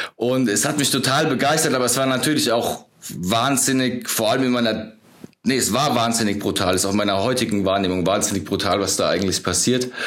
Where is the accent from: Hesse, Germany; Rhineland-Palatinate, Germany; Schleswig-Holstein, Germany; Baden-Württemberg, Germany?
Rhineland-Palatinate, Germany; Ludwigshafen; moved away as an adult; also born or lived in England; now in Munich, Germany; Also ich bin in Ludwigshafen am Rhein groß geworden, so im Südwesten von Deutschland